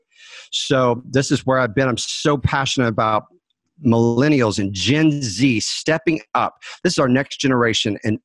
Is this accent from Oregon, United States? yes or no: no; Dallas, Texas, United States; I was raised in Dallas